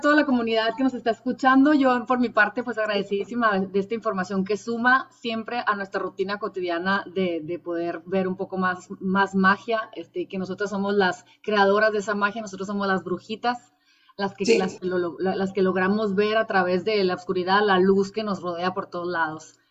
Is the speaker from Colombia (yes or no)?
no; Mexico; now in San Diego, United States; qué honor tenemos los mexicanos de tenerte próximamente en nuestra tierra.